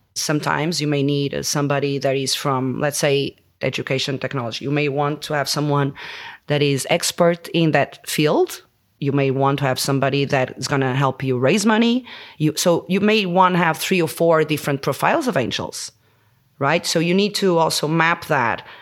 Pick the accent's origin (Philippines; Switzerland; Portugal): Portugal; Porto, Norte; moved away as an adult; also born or lived in Denmark; I was born in Porto